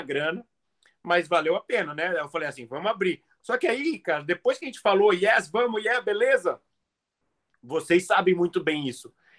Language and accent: Portuguese; Brazil; I'm from Brazil.